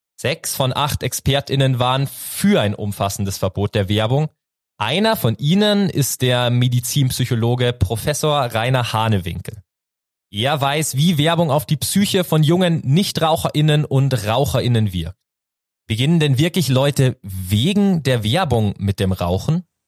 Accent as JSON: {"language": "German", "area": "near Rosenheim", "region": "Bavaria", "country": "Germany", "said": "ich komme aus der Nähe von Rosenheim"}